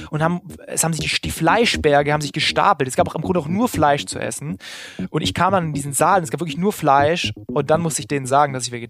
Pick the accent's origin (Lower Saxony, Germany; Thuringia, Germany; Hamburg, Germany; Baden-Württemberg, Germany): Baden-Württemberg, Germany; Tübingen; immer auch schon äh, neben der Schule eben geschrieben für Lokalzeitungen in Tübingen wo ich herkomme und damit mein Geld verdient.